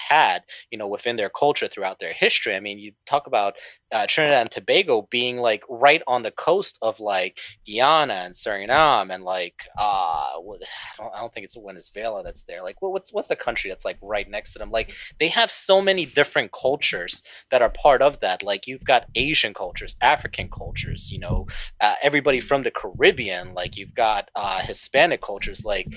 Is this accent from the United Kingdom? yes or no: no; Bosnia & Herzegovina; moved away; I'm originally from Bosnia